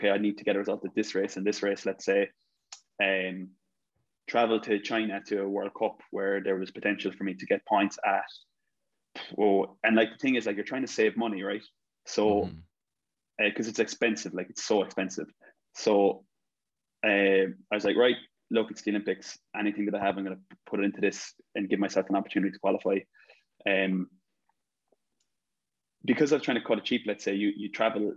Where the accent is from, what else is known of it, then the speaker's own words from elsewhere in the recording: Ireland; growing up in Ireland